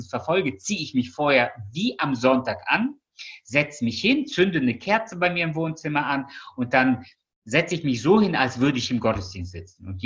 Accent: Russia; born there; Ich bin zwar in Russland geboren, aber ich habe es ja nicht mehr erlebt.

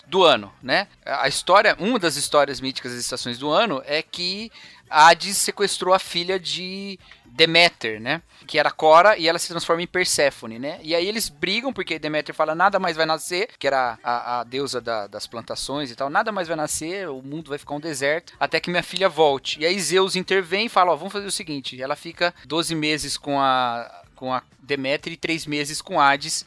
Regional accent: Brazil; nós somos brasileiros

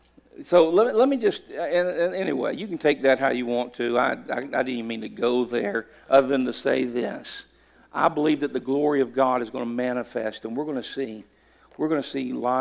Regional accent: Callahan, United States; this little church in my hometown, Callahan

